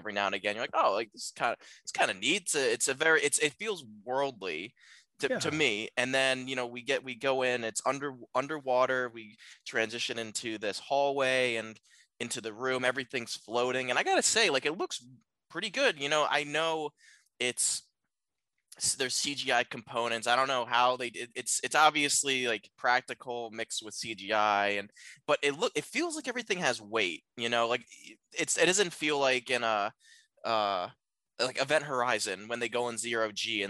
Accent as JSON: {"language": "English", "area": "near Baltimore", "region": "Maryland", "country": "United States", "tie": "born or raised there", "said": "Baltimore is near everything. Growing up near Baltimore"}